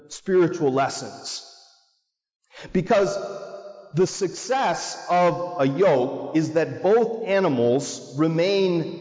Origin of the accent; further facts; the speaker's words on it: Marblehead, Massachusetts, United States; I grew up in Little Marblehead